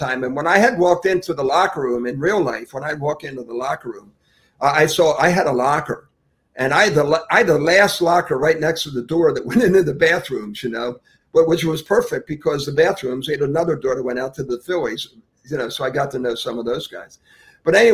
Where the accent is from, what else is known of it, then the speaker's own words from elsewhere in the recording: Philadelphia, Pennsylvania, United States; now in Jupiter, United States; growing up in Philadelphia